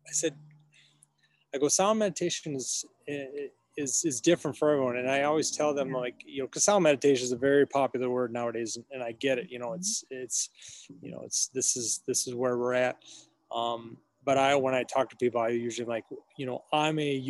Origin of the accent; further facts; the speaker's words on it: Minneapolis, Minnesota, United States; now in Wisconsin, United States; I'm from Minneapolis.